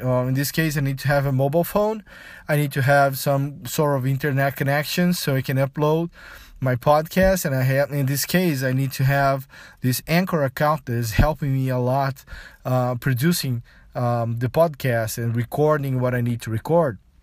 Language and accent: English; Brazil; first language Portuguese; English is a second language; I'm from Brazil, I speak Portuguese as my, my modern language